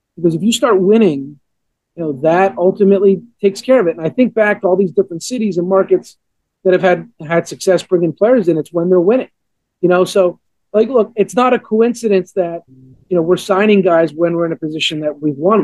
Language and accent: English; Montreal, Quebec, Canada; born or raised there; now in Atlanta, United States